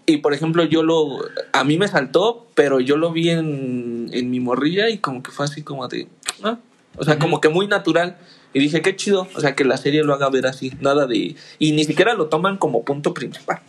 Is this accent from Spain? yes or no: no; Mexico; yo soy mexicano